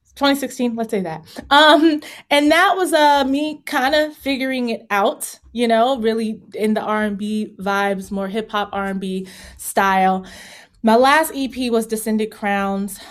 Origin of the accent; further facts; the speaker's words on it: Virginia, United States; moved away as an adult; also born or lived in Los Angeles; I'm from Virginia